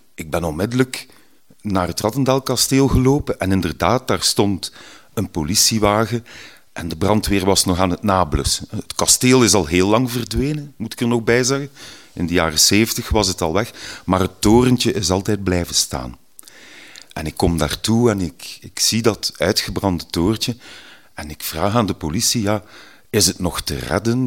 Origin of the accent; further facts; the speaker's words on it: Ghent, Flanders, Belgium; Ik ben van Gentbrugge, een mooie groene randgemeente hier vlak tegen Gent